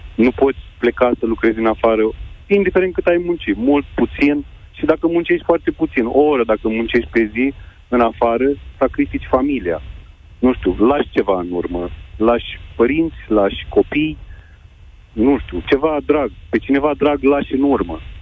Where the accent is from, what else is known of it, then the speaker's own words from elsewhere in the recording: Iași, Iași County, Romania; moved away as an adult; now in Câmpulung Moldovenesc, Romania; mi-am părăsit orașul natal, Iașul, unde am trăit 30 ceva de ani